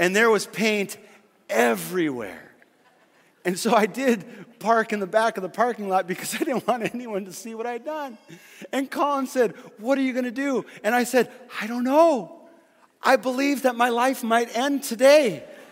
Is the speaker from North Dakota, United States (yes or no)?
yes; Fargo, North Dakota, United States; I grew up in Fargo, North Dakota